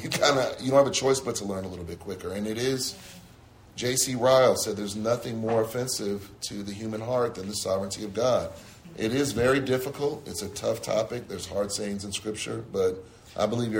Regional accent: San Francisco, California, United States; I grew up in San Francisco

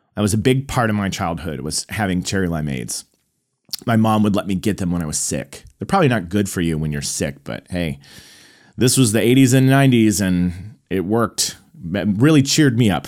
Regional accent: Tulsa, Oklahoma, United States; moved away as an adult; also born or lived in Illinois; now in Los Angeles, United States; I went back to, uh, Tulsa, Oklahoma, my hometown.

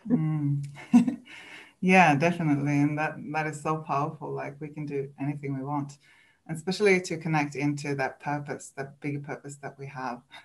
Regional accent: Sweden; English is a second language; moved away as an adult; now in New Zealand; English is not my first language. I'm from Sweden

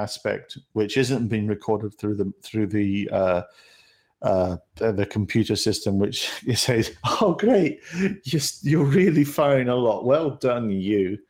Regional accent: United Kingdom; As a Brit

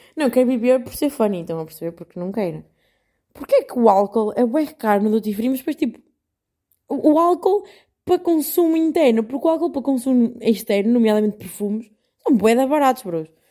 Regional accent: Portugal; moved away as an adult; now in Netherlands; eu sou portuguesa

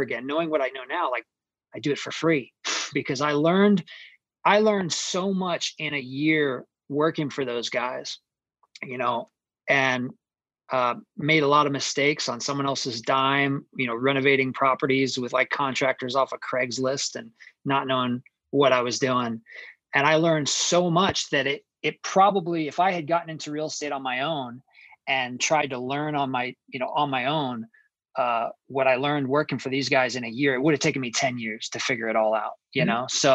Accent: Phoenix, Arizona, United States; I grew up in Phoenix, Arizona

